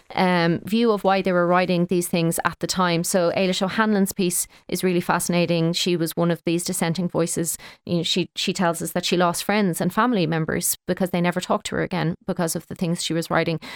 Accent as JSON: {"language": "English", "area": "Kildare", "region": "Leinster", "country": "Ireland", "moved": "yes", "lives_now": "Dublin, Ireland", "said": "I live in Dublin, but I'm from Kildare and play hurling in Kildare"}